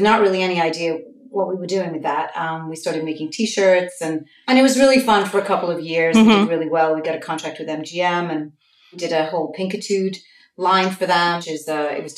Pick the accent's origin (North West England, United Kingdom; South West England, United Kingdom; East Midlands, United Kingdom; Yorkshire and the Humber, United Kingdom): North West England, United Kingdom; Liverpool; moved away as an adult; also born or lived in Florida, United States / California, United States; now in New York, United States; I'm a native of England. I was born and raised in Liverpool, England.